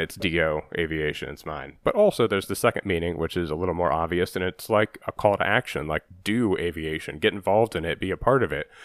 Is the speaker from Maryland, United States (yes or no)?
no; Ohio, United States; I'm from Ohio, and my parents would take me to, uh, Wright Patterson Air Force Base in Dayton